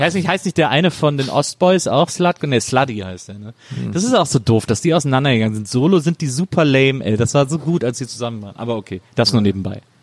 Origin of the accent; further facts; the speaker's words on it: Bonn, North Rhine-Westphalia, Germany; Aus Bonn, meiner Geburtsstadt